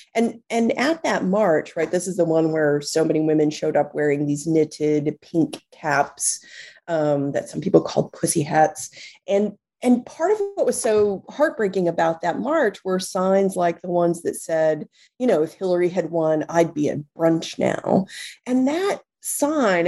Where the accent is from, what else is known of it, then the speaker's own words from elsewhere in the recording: Texas, United States; moved away as an adult; now in New York City, United States; I was born and raised in Texas